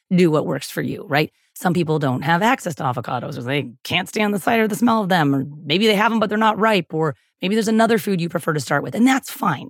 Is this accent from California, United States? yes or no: yes; San Diego, California, United States; I'm from San Diego, and I've lived in California most of my adult life, most of my whole life, actually